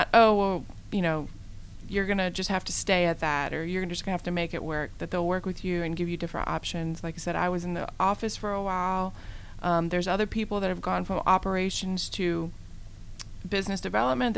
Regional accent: Virginia, United States; moved away; I'm from Virginia, my family's in Virginia

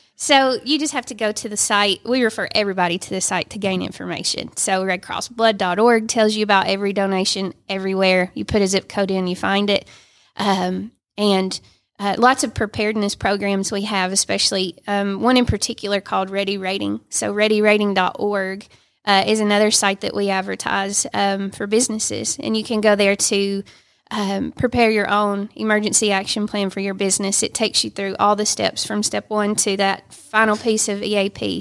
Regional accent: Dalton, Georgia, United States; I live in Dalton, born and raised. I live two miles from where I was born

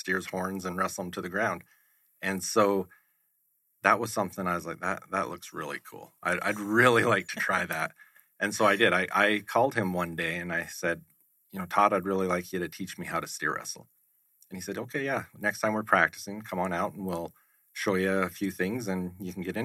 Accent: Southern Alberta, Canada; I was born and raised in Southern Alberta in Canada

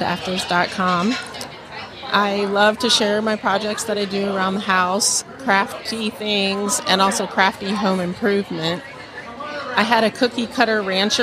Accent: near York, Pennsylvania, United States; also born or lived in Atlanta area, Georgia; Near York, Pennsylvania.

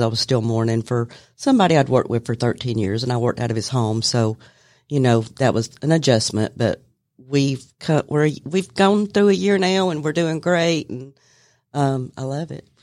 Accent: Cartersville, Georgia, United States; was born and raised in Bartow County

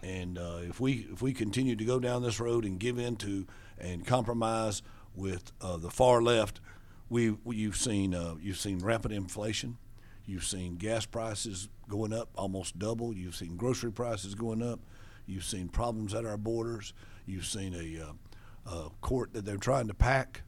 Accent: Buford, Georgia, United States; also born or lived in Macon, Georgia; I was born in Macon. I grew up in Buford.

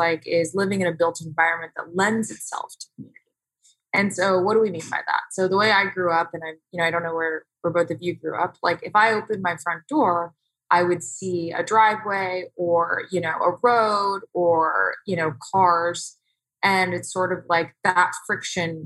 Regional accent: Houston, Texas, United States; now in Tempe, United States; I actually was born and raised in Houston

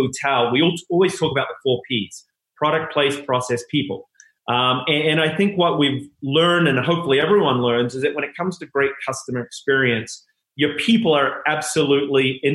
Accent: New Zealand; moved away as an adult; there'll be a little accent that'll come in and out, but I'm originally from New Zealand. Came over at 21.

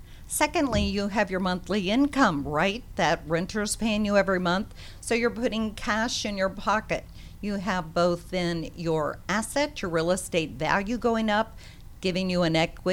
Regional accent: Clearwater, Florida, United States; also born or lived in California; now in Gwinnett County, Georgia, United States; It's my roots. I grew up in Clearwater, Florida

